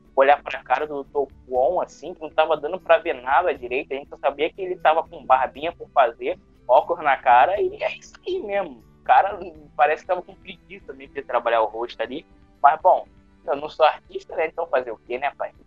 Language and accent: Portuguese; Rio de Janeiro, Brazil; Eu, que sou carioca